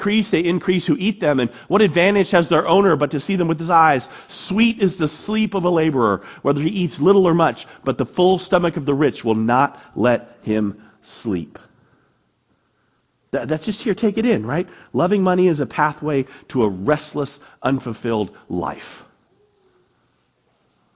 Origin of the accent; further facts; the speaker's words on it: United States; I'm an American.